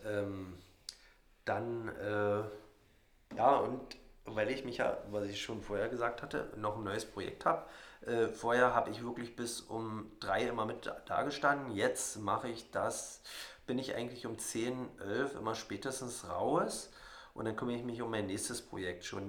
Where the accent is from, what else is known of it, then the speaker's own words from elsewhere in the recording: Radewiese, Brandenburg, Germany; also born or lived in Jänschwalde / Cottbus; mein kleines Dorf Radivis hat 78 Einwohner und da bin ich aufgewachsen